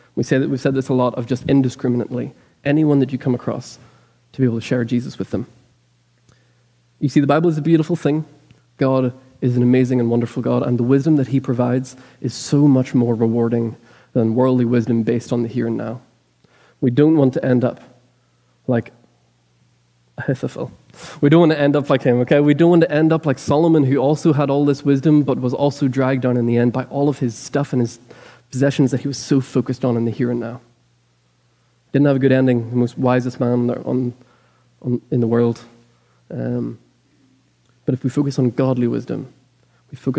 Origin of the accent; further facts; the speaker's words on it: Ireland; now in Lexington, United States; I'm Irish